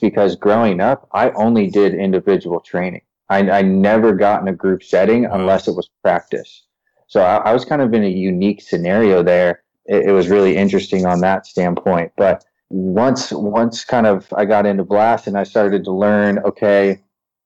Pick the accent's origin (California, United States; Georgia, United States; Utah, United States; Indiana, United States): California, United States; San Diego; growing up in San Diego